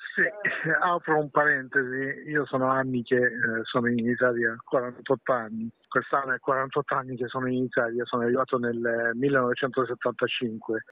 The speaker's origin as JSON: {"language": "Italian", "country": "Iran", "second_language": "Italian", "moved": "yes", "lives_now": "Italy", "said": "nel mio paese, nel Medio Oriente"}